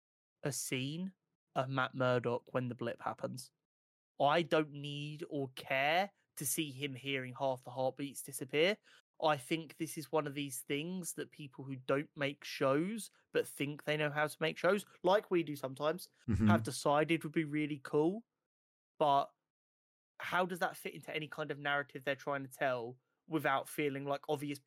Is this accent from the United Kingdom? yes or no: yes; United Kingdom; born there; Harry Potter, with us being two British-born kids, literally born perfectly for the Harry Potter franchise.